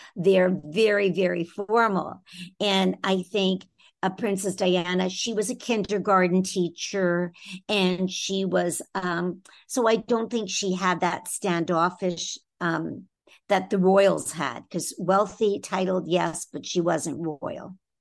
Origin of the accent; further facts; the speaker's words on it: Toronto, Ontario, Canada; I'm originally from Toronto in Canada